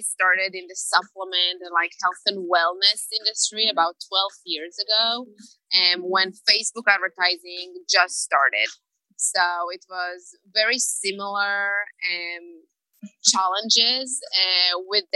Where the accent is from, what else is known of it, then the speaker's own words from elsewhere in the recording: Israel; moved away; I'm originally from Israel